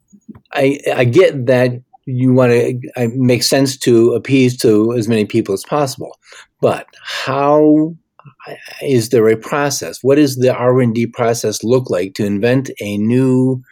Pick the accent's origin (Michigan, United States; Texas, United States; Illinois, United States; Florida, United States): Michigan, United States; I'm from Michigan, not too far away from Ohio.